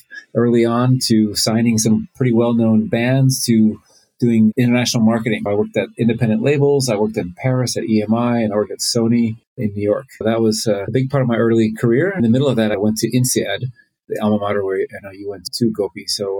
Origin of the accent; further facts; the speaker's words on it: Finland; born there; accent: American; also born or lived in United States; I was born in Finland. Then with my family, I moved a lot. And I went to school in the U.S. As you can tell, I have an American accent.